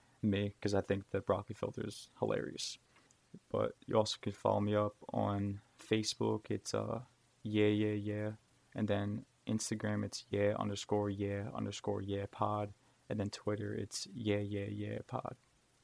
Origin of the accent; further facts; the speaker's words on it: Hamilton, New Jersey, United States; I'm from Hamilton, New Jersey